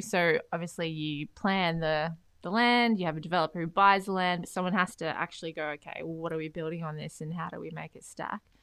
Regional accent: Beenleigh, Queensland, Australia; also born or lived in Canada; Grew up in Beenleigh, um, went to s-, uni at Griffith

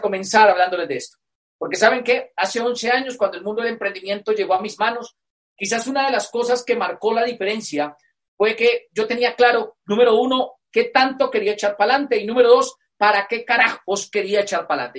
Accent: Moniquirá, Boyacá, Colombia; yo soy colombiano. Y yo nací en una provincia en Colombia, acá se llaman departamentos, que es una provincia por tradición agrícola.

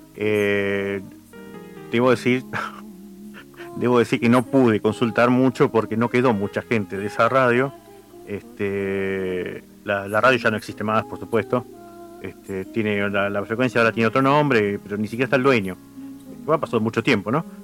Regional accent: Quilmes, Buenos Aires Province, Argentina; soy de Quilmes

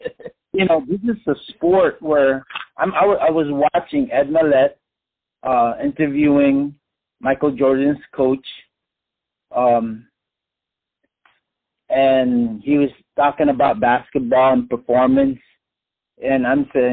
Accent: Philippines; I'm Filipino

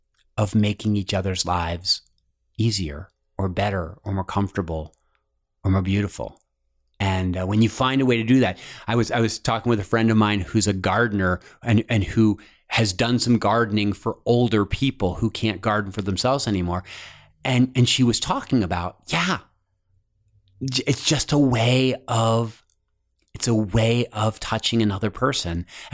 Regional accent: East Coast, United States; also born or lived in Cincinnati / Los Angeles; I'm originally from the East Coast. Okay. Then I lived in Cincinnati for like 9 years, went to LA for 3 years, and just moved back.

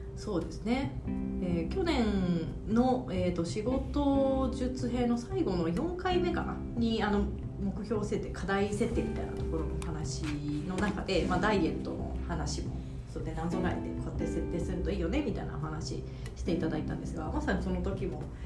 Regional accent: Yamanashi, Japan; now in Tokyo, Japan; 私も藤本さんも地元が山梨隣

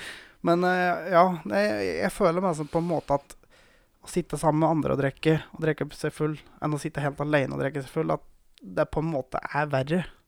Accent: Gausdal, Innlandet, Norway; moved away; jeg har jo hatt egentlig hele oppveksten min i Gausdal

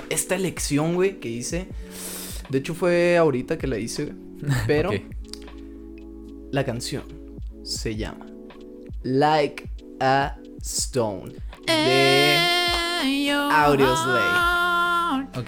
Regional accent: Mexico; Aquí, todos somos mexicanos

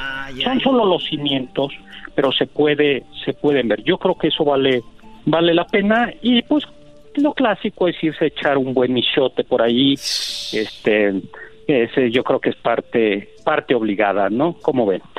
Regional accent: Mexico; somos los mexicanos

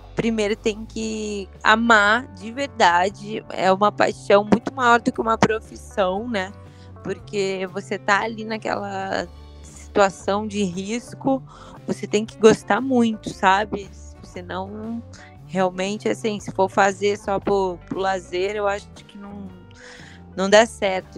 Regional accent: Curitiba, Paraná, Brazil; nasci né, em Curitiba e Curitiba já é muito frio

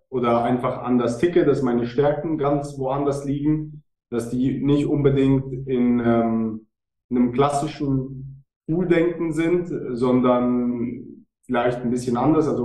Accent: Switzerland; Ich weiß nicht, wie, wie sexy das für die Deutschen ist, aber ja, ich bin Schweizer.

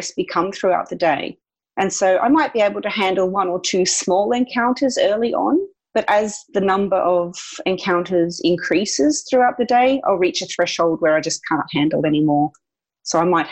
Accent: Australia; being Australian

